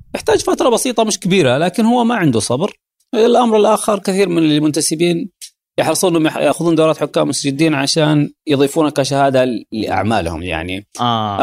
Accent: Saudi Arabia; عندنا في السعوديه

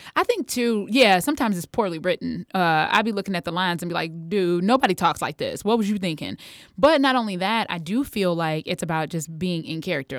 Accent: United States; growing up in America

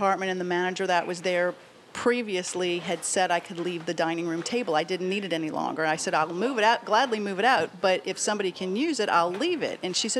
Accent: New Orleans, Louisiana, United States; New Orleans.

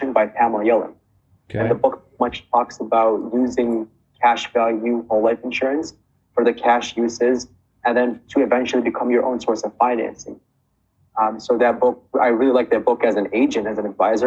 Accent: Chicago, Illinois, United States; I'm from Chicago, Illinois

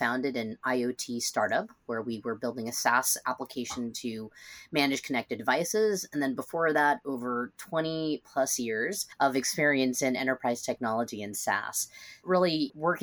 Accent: Seattle, Washington, United States; now in San Francisco Bay Area, United States; I'm originally from Seattle, so not too far away

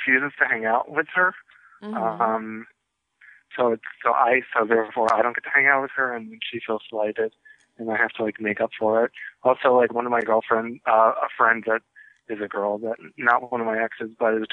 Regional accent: New York, United States; moved away; I'm from New York

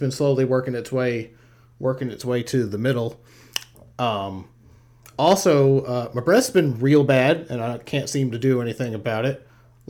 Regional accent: Savannah, Georgia, United States; I'm from Savannah, Georgia. I work on a shrimp and boat.

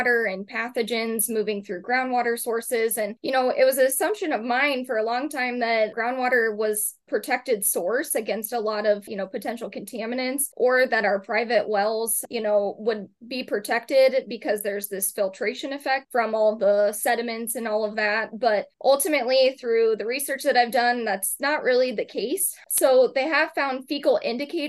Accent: Clive, Iowa, United States; I initially am an Iowa native, so I grew up in Clive, Iowa, just outside of Des Moines area

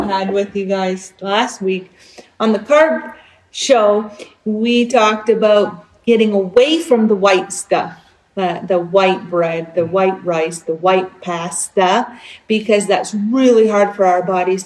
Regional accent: East Coast, Canada; now in Alberta, Canada; I grew up on the East Coast.

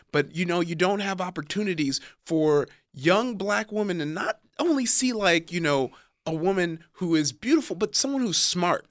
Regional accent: Compton, California, United States; also born or lived in Downey, California / Long Beach, California / Nigeria (ancestry); I grew up in Compton, California, was in Downey to go to high school, but I lived in Compton till about, I was, like, in ninth grade

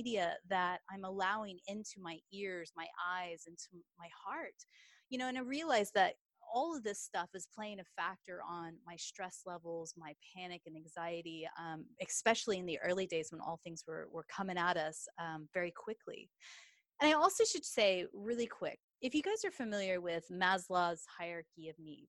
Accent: Texas, United States; now in England; as you can tell from my accent, I am a Texas girl, but I actually live in England.

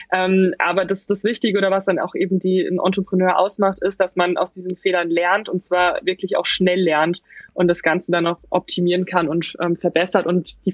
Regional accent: Baden-Württemberg, Germany; ich komme aus der Nähe von Mannheim

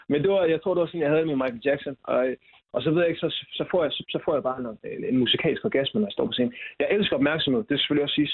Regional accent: Silkeborg, Central Denmark Region, Denmark; jeg kommer fra Silkeborg.

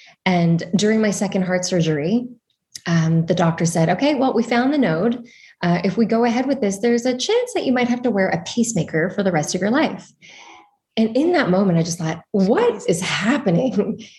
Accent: Val-Morin, Quebec, Canada; So the one that we grew up at was in Valmarin in the mountains in Montreal, Canada.

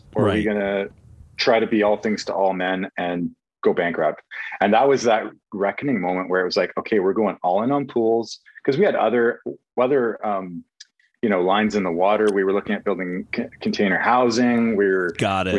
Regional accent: Canada

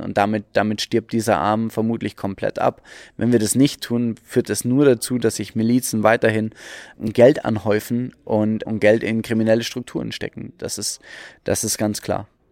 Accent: Germany; wir als Deutsche

